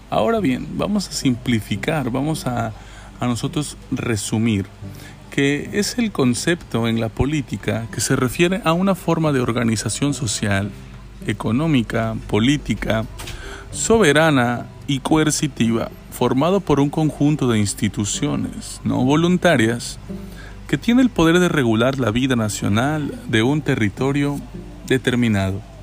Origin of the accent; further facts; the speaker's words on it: Mexico; nos identifica como mexicanos y mexicanas